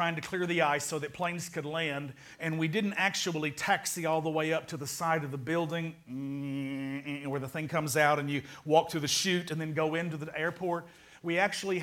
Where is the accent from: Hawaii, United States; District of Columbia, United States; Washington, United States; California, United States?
Hawaii, United States; born or raised there; moved away